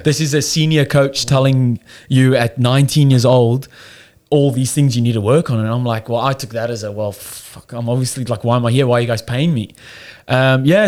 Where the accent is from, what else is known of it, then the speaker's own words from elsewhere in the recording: Cape Town, Western Cape, South Africa; moved away as an adult; now in Australia; I don't know if you can hear by the accent. I'm South African. I come over here about five years ago. Um, born in Cape Town, so it's like the southern part of of of South Africa. Um, yeah, no, pretty normal upbringing